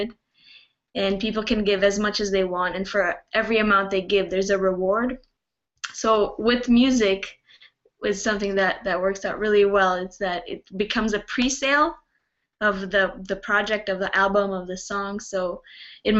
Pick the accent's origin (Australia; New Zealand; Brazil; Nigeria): Brazil; also born or lived in Canada; I was born in Canada and I grew up in Brazil